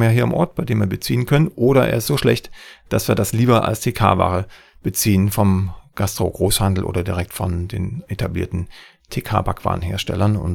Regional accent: East Germany, Germany; als bei mir in meiner Heimat im, in Ostdeutschland.

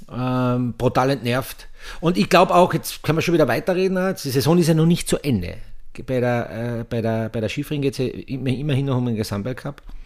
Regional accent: Austria; bei uns in Österreich

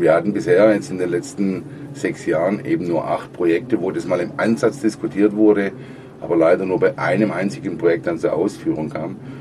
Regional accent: Germany; bei uns in Deutschland

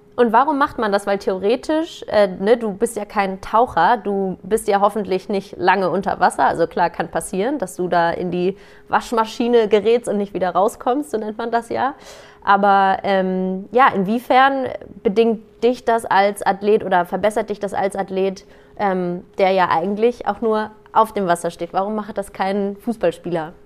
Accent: Germany; bei uns in Deutschland

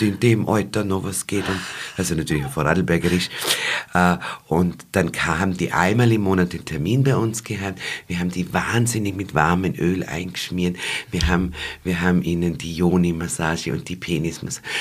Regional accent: Waldviertel, Lower Austria, Austria; bei uns im Waldviertel

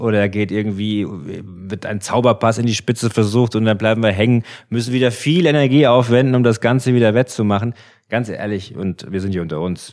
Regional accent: Frankfurt, Hesse, Germany; wir kommen ja von hier

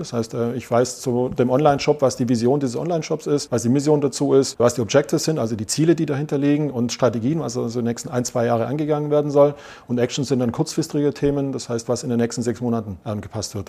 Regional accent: Swabia, Germany; accent: Swabian; Und ich versuche Hochdeutsch zu sprechen, bin Schwabe

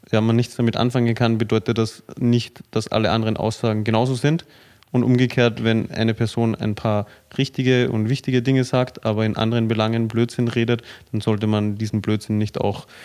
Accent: Austria; ich meine, ich komme ja auch aus Österreich

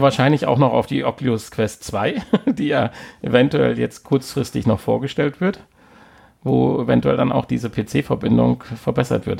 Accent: Siegerland, North Rhine-Westphalia, Germany; wir kommen ja aus dem Siegerland

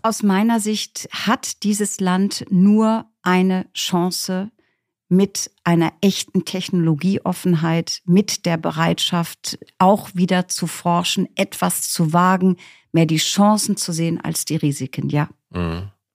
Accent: East Frisia, Lower Saxony, Germany; Ich bin aufgewachsen in Ostfriesland

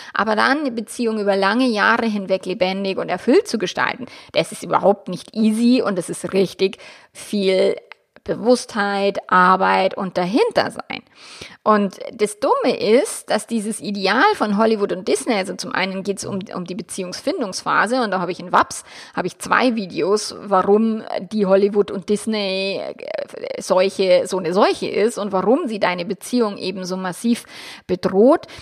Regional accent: Germany; bei uns in Deutschland

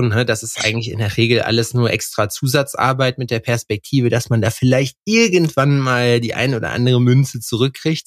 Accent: Lüdenscheid, North Rhine-Westphalia, Germany; now in Jena, Germany; Lüdenscheid. Das ist äh, der Ort mehr oder weniger, wo ich herkomme.

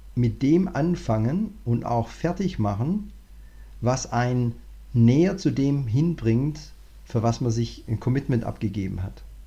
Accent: Southern Germany, Germany; als, als Deutscher, also vor allem ich komme aus dem Süddeutschen

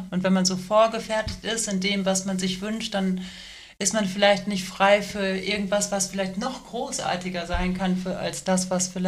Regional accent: Serbia; Ich war jetzt auch, ich glaube, dieses Jahr mit der meiner Heimatstadt in, äh, in Serbien und ja.

